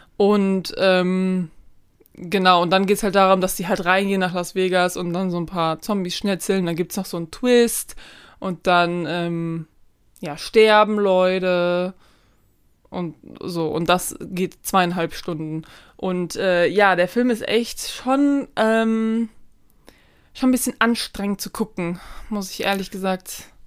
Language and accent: German; Germany; als Deutsche